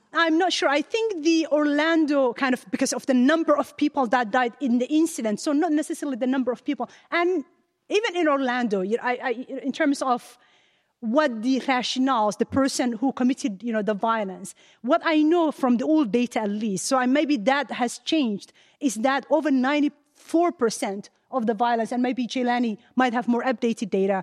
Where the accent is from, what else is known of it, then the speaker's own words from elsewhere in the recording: Ottawa, Ontario, Canada; moved away as an adult; now in United States; I've got all my education, my whole family's in Ottawa, Canada.